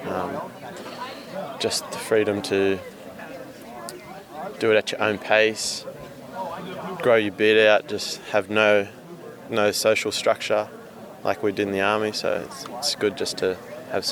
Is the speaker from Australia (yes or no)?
yes; Australia; also born or lived in Toowoomba, Queensland; I'm from Australia. I live in Toowoomba, which is 2 hours west of Brisbane